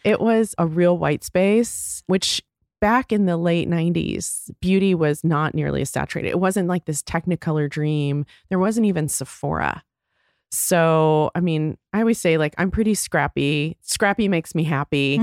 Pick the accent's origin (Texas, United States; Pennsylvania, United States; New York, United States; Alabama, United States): Texas, United States; moved away as an adult; also born or lived in Chicago; I grew up in Texas